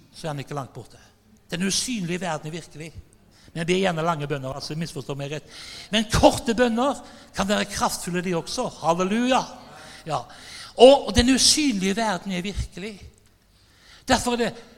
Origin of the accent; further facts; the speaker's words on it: Haugesund, Rogaland, Norway; Jeg er fra Haugesund